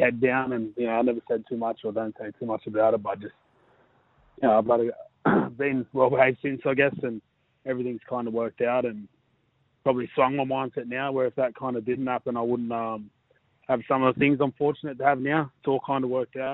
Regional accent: Sydney, New South Wales, Australia; now in Manly, Australia; I was born and raised out there

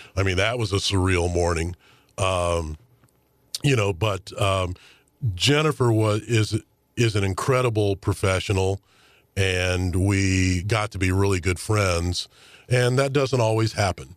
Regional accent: St. Louis, Missouri, United States; all my hometown teams here in Saint Louis

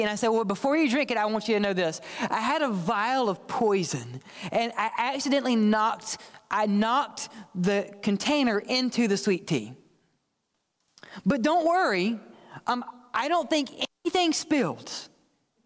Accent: the South, United States; I'm from the South, raised in the South

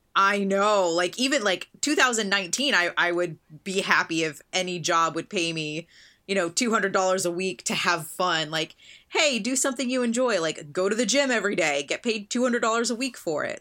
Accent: United States; I grew up outside of Washington, D C, not California

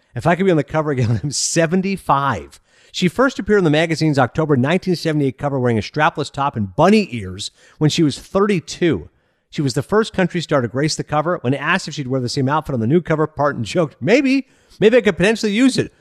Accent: Kingston, Ontario, Canada; I grew up in Kingston, Ontario

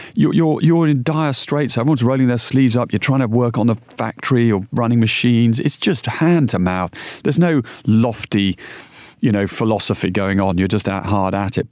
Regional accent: Yorkshire and the Humber, United Kingdom; moved away; also born or lived in London; I was brought up in Yorkshire

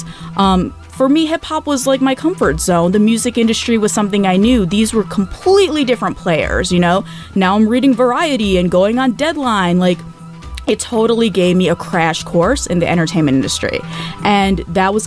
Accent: Michigan, United States; born or raised there; also born or lived in Calcutta, India / California

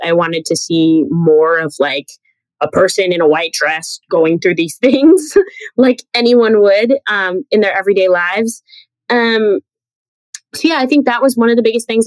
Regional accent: New Jersey, United States; also born or lived in Manhattan, New York; I'm a New Yorker. Like I was born in Manhattan and raised in Jersey

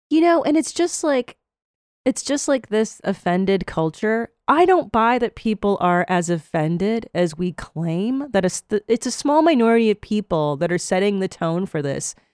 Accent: Los Angeles, California, United States; moved away as an adult; now in Austin, United States; I live in Texas now. I live in Austin, um, and I grew up in Los Angeles

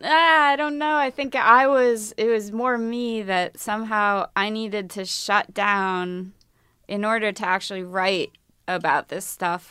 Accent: Midwest, United States; I'm from the Midwest

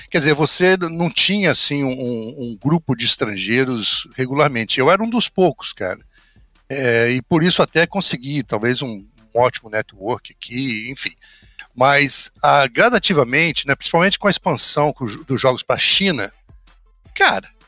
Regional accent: Rio de Janeiro, Brazil; Na verdade, eu sou Papa Goiaba, cara. Eu sou do interior do Rio.

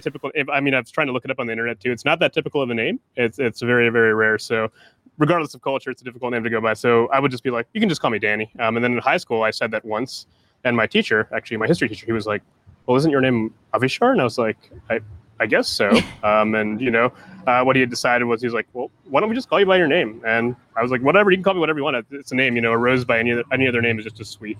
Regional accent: Columbus, Ohio, United States; when I grew up in Columbus

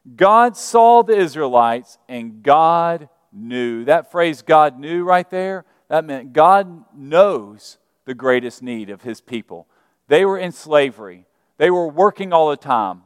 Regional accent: Alabama, United States; moved away; I'm from Alabama

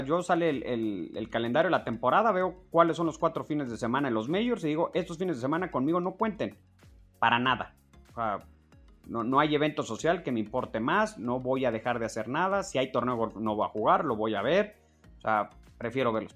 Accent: Mexico; Como mexicano

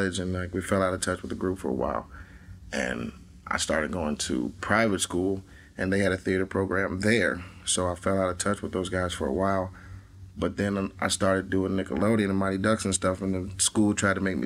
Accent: Atlanta, Georgia, United States; also born or lived in Columbus, Ohio; I was born in Columbus, Ohio, but then my parents moved to Atlanta when I was like 9 months old because they had previously lived there and had my brother there. But my mom went to nursing school at Ohio State. Go Bucks. And yeah, they moved back right after they had me. And yeah, I was raised in Atlanta

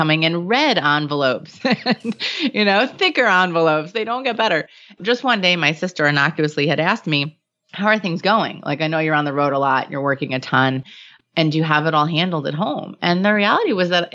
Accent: New York, United States; I'm Jewish and from New York

